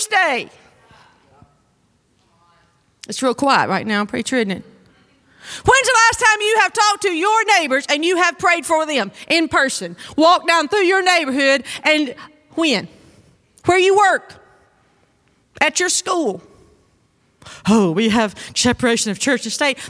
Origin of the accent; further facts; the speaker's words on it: North Mississippi, United States; moved away as an adult; I grew up in North Mississippi. And we grew up on a farm.